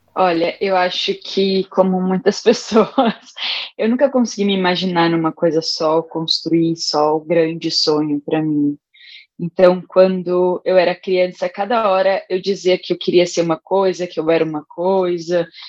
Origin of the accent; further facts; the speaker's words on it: São Paulo, Brazil; also born or lived in Rio Grande do Norte; nasci no Rio Grande do Norte, fui criada no Itaim Paulista